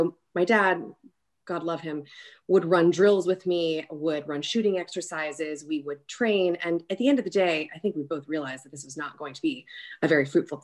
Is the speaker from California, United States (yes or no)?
yes; Long Beach, California, United States; moved away as an adult; also born or lived in New York City, New York; now in Birmingham, United States; I hail from a town called Long Beach, so kind of on the cusp of LA and Orange County. I grew up there